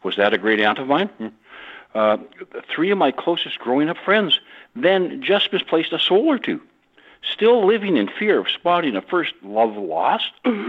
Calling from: Gabriola Island, British Columbia, Canada; I'm calling from Gabriel Island, British Columbia, just north of the San Juan Islands.

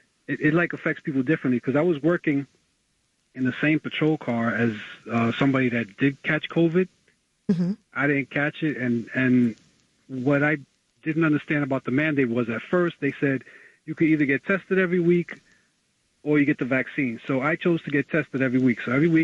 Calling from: New York City, New York, United States; from the Bronx.

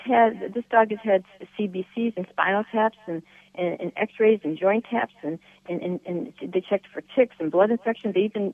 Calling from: Michigan, United States; I'm calling from Michigan

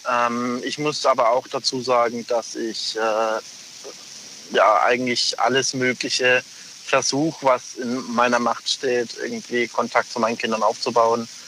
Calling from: Pforzheim, Baden-Württemberg, Germany; Ich komme aus Pforzheim.

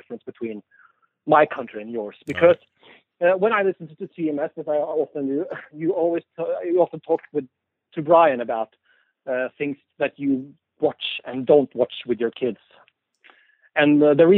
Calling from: Norway; calling you from Norway.

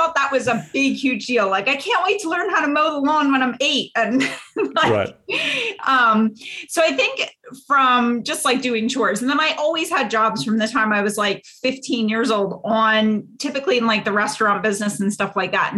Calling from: Pennsylvania, United States

